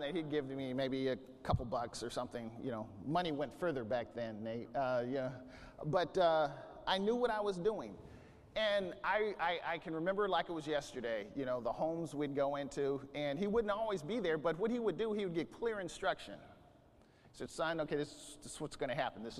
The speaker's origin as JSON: {"language": "English", "town": "Bakersfield", "region": "California", "country": "United States", "said": "I'm from Bakersfield"}